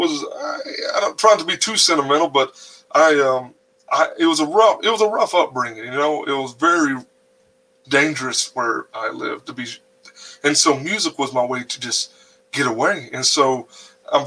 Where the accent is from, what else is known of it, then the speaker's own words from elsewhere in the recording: North Carolina, United States; I'm in the mountains up here in North Carolina